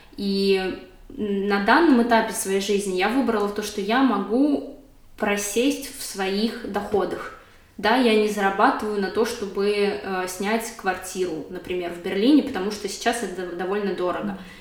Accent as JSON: {"language": "Russian", "region": "Moscow", "country": "Russia", "tie": "born or raised there", "moved": "as an adult", "lives_now": "Berlin, Germany", "said": "я родилась и выросла в Москве"}